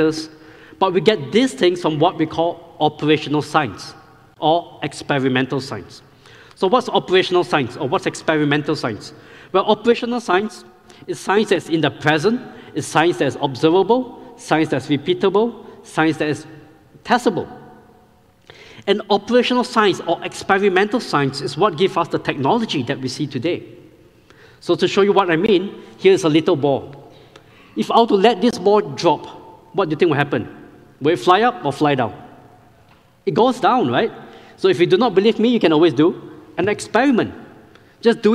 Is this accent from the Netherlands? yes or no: no; Singapore; moved away as an adult; now in Powder Springs, United States; I grew up in Singapore